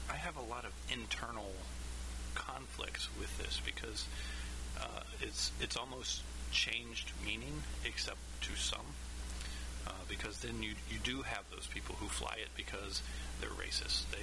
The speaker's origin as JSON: {"language": "English", "region": "Kansas", "country": "United States", "tie": "born or raised there", "said": "growing up in Kansas, I mean, we're not the South, we're not the North, we're we're just kind of there, right?"}